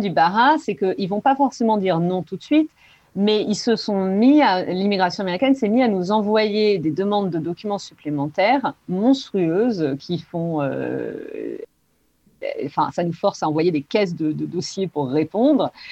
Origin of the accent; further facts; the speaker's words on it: Podensac, Nouvelle-Aquitaine, France; moved away as an adult; also born or lived in Los Angeles, United States / Spain; now in Santa Barbara, United States; je viens d'un petit village qui s'appelle Podensac, dans le sud-ouest de la France